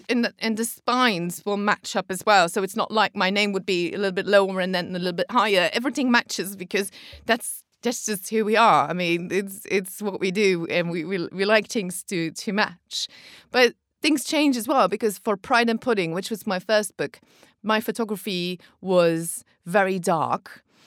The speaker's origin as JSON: {"language": "English", "country": "Belgium"}